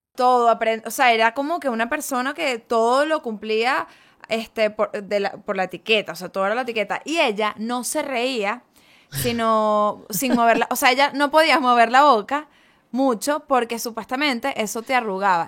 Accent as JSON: {"language": "Spanish", "country": "Venezuela", "moved": "as an adult", "lives_now": "Spain", "said": "yo vengo de Venezuela"}